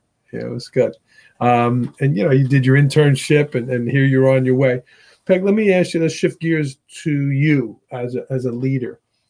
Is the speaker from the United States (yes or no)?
yes; Staten Island, New York, United States; I've been in Port Jervis a long time. I came from Staten Island.